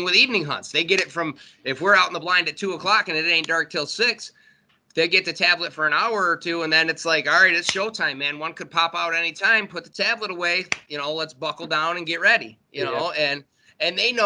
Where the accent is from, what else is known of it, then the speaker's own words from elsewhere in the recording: Warren, Michigan, United States; I grew up in Warren, so I was in the city, you know what I'm saying? I was right on the border of Detroit